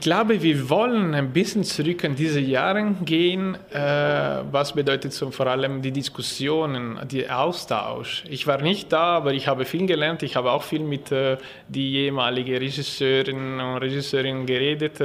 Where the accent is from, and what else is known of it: Ticino, Switzerland; German is a second language